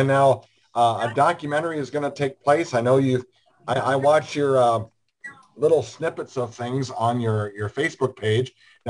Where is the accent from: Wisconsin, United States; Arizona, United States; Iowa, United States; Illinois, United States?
Iowa, United States; I was from Iowa